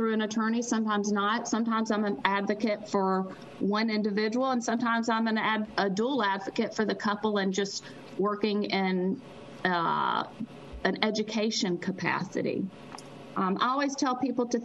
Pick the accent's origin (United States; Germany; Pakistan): United States; Mississippi; I am from Mississippi